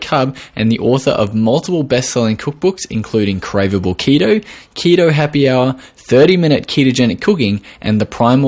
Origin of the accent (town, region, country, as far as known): Australia